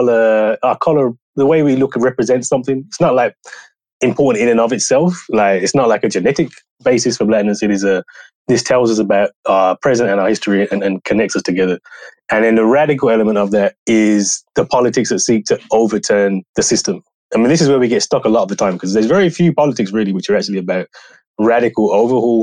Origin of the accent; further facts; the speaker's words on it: United Kingdom; I grew up in the Black power tradition, Black radical tradition in the UK